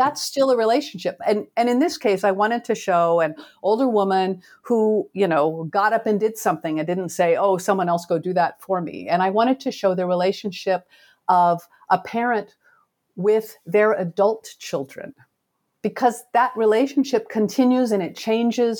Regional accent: Oregon, United States; I grew up in Oregon

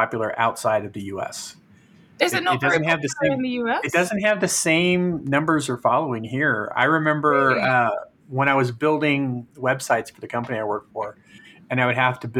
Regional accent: California, United States; now in Denver, United States; we grew up together in California

